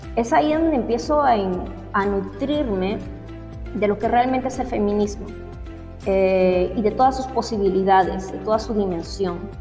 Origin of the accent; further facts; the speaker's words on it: Lima, Peru; also born or lived in Trujillo / Piura; yo soy, yo nací en Lima, pero toda mi familia es del norte, costa norte del Perú, de Trujillo y de Piura